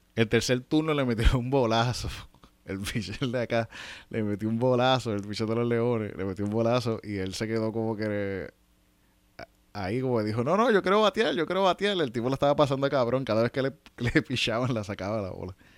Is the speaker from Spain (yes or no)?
no; Yauco, Puerto Rico; Yo soy de Yauco